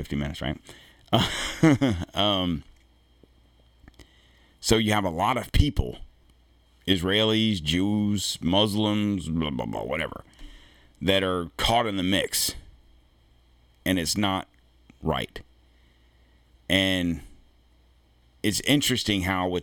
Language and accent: English; United States; I'm an American